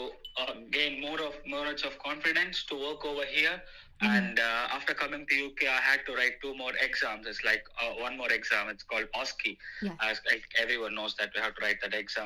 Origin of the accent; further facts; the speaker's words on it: India; moved away as an adult; now in United Kingdom; I'm basically from India